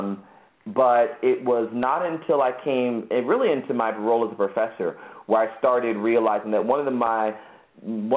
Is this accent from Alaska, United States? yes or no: no; Virginia Beach, Virginia, United States; first language English; growing up in Virginia Beach, Virginia, with our mom and dad, I always knew I was black